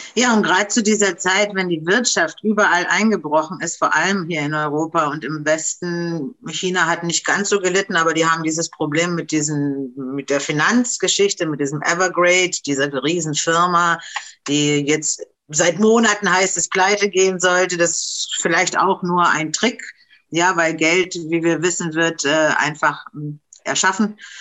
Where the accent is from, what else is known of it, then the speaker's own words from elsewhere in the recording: Romania; also born or lived in Germany; now in Berlin, Germany; bei uns in Rumänien